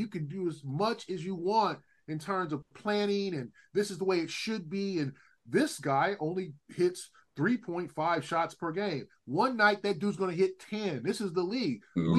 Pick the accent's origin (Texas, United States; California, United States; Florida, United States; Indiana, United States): California, United States; Los Angeles; I grew up in South Central LA.